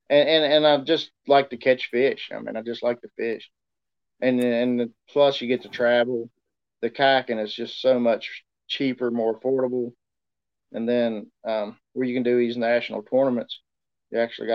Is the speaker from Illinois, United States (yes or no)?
no; Pipestem, West Virginia, United States; I'm from Pipestem, West Virginia